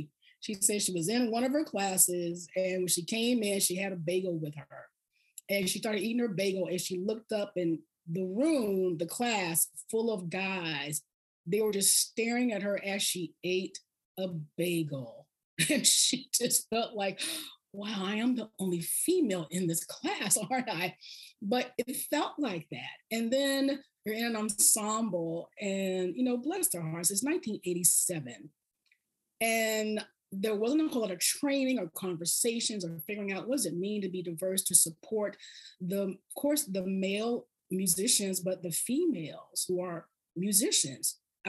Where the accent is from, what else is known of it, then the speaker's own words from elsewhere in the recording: the South, United States; I had to just remember I'm from the South. So I process this kind of slowly.